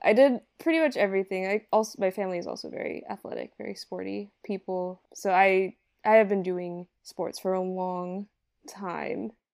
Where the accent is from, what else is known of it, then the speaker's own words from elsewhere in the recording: Hawaii, United States; now in Los Angeles, United States; I'm from Hawaii